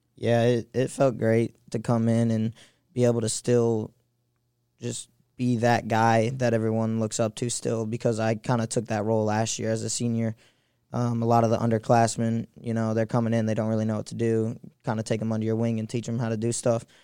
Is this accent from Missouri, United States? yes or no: yes; St. Louis, Missouri, United States; I'm from Saint Louis